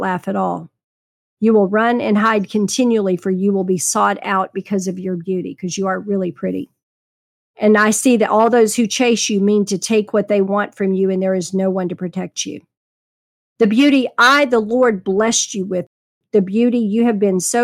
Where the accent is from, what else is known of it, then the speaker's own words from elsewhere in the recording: Texas, United States; I was raised in Texas